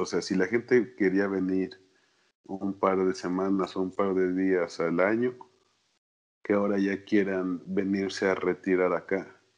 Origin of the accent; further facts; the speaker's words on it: Mexico; como mexicano